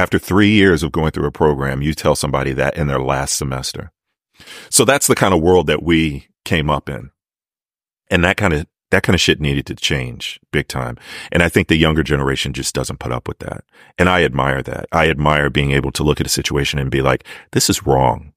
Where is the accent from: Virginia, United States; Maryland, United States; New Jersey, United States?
Maryland, United States; I'm from Maryland. Like I know that accent